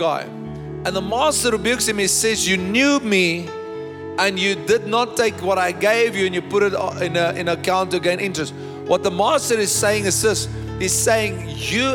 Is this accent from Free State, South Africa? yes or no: yes; Bloemfontein, Free State, South Africa; I was born in Bloemfontein